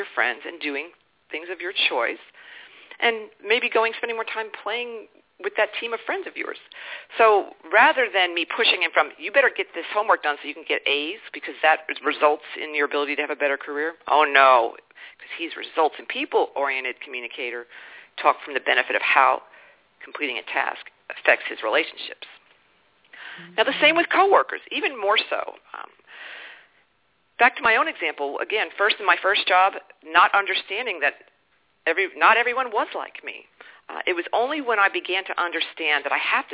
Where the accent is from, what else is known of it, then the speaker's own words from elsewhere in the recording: East Coast of the United States, United States; I was born and raised on the East Coast of the United States